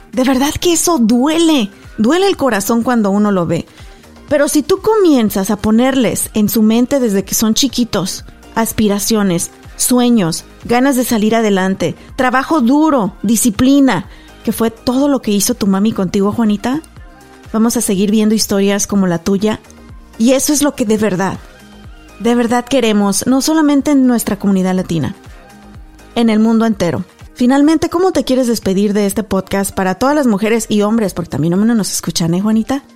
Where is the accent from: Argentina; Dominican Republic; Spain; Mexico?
Mexico; moved away as an adult; also born or lived in Garland, Texas; yo, que soy mexicana, nacida, crecida y estudiada en México